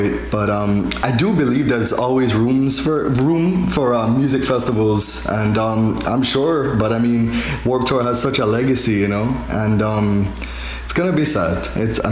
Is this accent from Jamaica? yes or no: yes; Jamaica; moved away; I'm from Jamaica